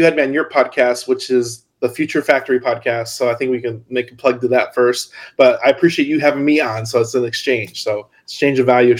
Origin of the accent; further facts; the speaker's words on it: Hammond, Indiana, United States; also born or lived in Chicago, Illinois; I grew up in Hammond, so I was a little over the border, and that's where I spent 21 years of my life.